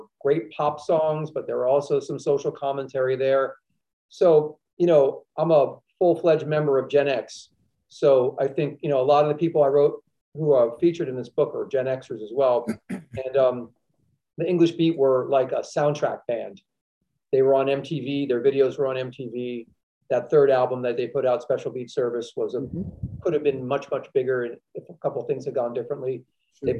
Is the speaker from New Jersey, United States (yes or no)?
yes; Princeton, New Jersey, United States; I grew up in Princeton, New Jersey, which is halfway between New York and Philadelphia